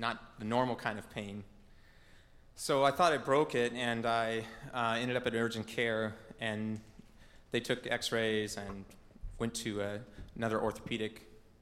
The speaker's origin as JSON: {"language": "English", "town": "Portland", "region": "Oregon", "country": "United States", "tie": "born or raised there", "said": "I grew up here in the Portland area, native Oregonian"}